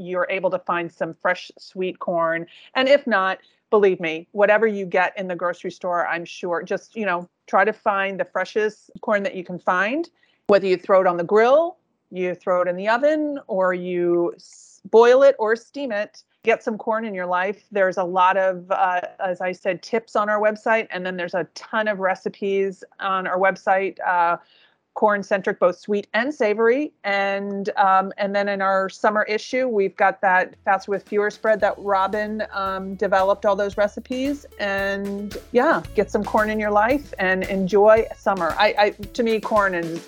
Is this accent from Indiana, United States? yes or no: no; New Jersey, United States; moved away; I grew up in New Jersey where there were certain little farm stands